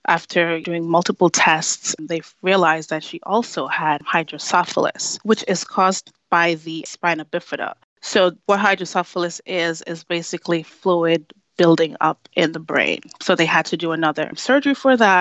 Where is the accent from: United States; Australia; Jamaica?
Jamaica; moved away; I grew up in Jamaica with my grandparents.